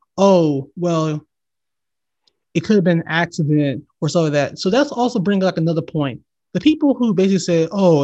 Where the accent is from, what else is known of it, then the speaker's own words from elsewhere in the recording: Valdosta, Georgia, United States; moved away; my hometown. You know this place, Valdosta, Georgia.